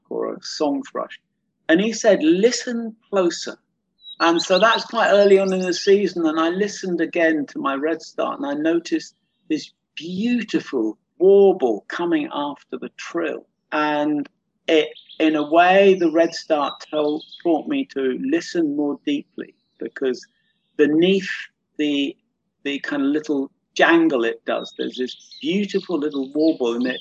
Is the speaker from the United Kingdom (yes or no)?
yes; London, United Kingdom; moved away; I used to live in London. I was brought up in London.